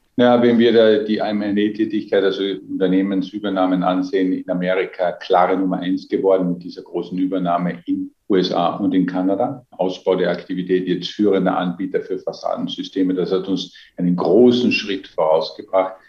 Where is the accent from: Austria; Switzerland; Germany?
Austria; Als Österreicher